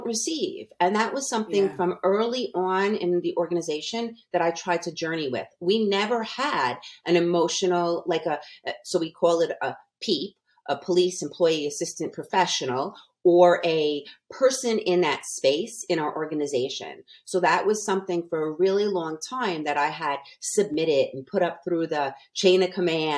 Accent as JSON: {"language": "English", "region": "New York", "country": "United States", "moved": "as an adult", "lives_now": "Las Vegas, United States", "said": "I'm from New York"}